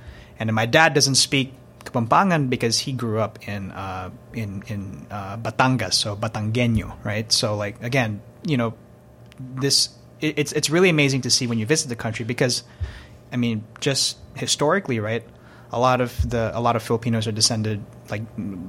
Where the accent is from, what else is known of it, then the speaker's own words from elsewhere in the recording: Los Angeles, California, United States; oh, I'm from Los Angeles.